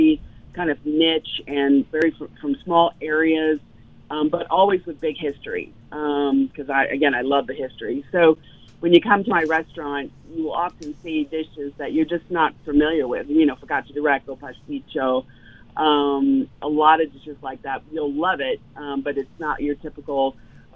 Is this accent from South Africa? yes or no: no; Louisiana, United States; I grew up in the South. I grew up in Louisiana